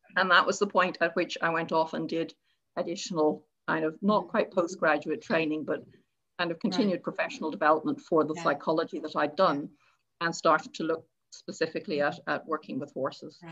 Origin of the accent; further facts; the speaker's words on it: Ireland; now in Scotland; i go back to ireland and my um, friends and family